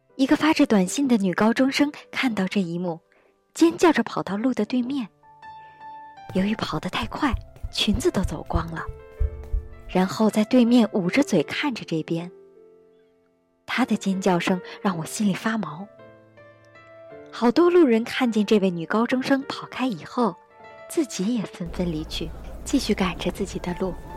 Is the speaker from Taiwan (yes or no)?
no; China; moved away as an adult; now in Japan; 我是中国来的留学生